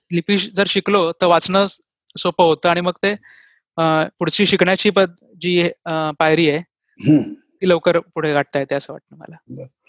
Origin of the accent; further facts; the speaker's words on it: Dombivli, Maharashtra, India; first language Marathi; moved away as an adult; now in Pune, India; मी जन्मलो वाढलो डोंबिवलीत जे मुंबईचं उपनगर आहे